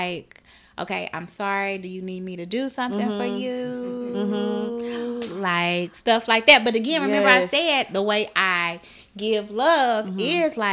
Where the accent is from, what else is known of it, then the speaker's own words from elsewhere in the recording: St. Louis, Missouri, United States; I'm from North St. Louis